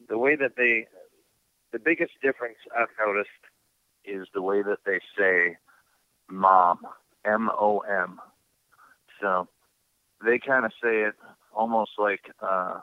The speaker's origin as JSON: {"language": "English", "region": "Midwest", "country": "United States", "accent": "Midwest", "moved": "as an adult", "lives_now": "Pacific Northwest, United States", "said": "when they hear me talk out here, they can tell that I'm from the Midwest because of the way I say certain words"}